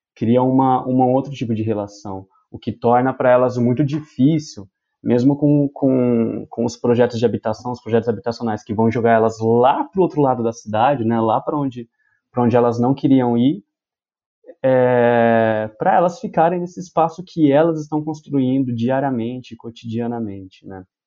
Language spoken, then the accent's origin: Portuguese; Ribeirão Preto, São Paulo, Brazil; Eu sou de Ribeirão Preto